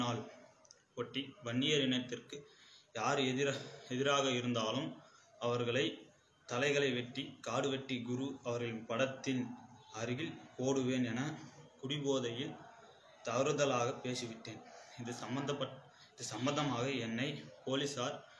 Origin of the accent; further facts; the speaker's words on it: Karikkanthangal, Tamil Nadu, India; நான் கரிக்கந்தாங்கல் ஊரைச் சேர்ந்தவன்